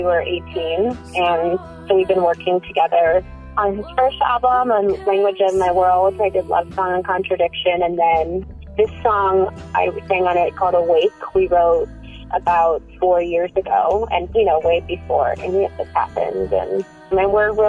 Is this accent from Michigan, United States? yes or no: no; Missouri, United States; moved away; also born or lived in Hawaii / New Mexico / Washington / Colorado; I'm from Missouri. I grew up in a divorced household, so I just grew up doing two weeks, moving all the time.